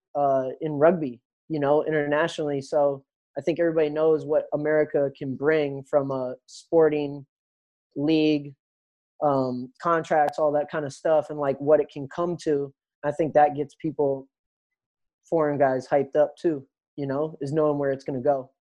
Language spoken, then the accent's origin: English; Minnesota, United States; moved away; I grew up in Minnesota